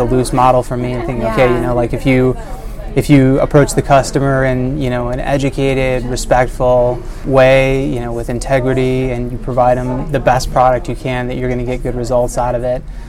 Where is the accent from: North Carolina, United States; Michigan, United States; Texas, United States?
Michigan, United States; also born or lived in Ohio; now in Carmel, United States; I'm originally from Michigan